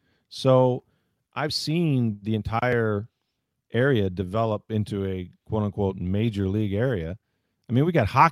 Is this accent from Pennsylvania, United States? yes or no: no; Tampa, Florida, United States; if you grew up here like I did